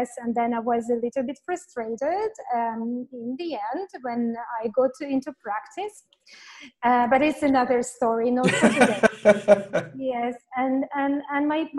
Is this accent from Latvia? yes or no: yes; Latvia; moved away as an adult; now in Phnom Penh, Cambodia; originally I come from Latvia. It's a very small country in Europe. And this is where I was born. I have completed my university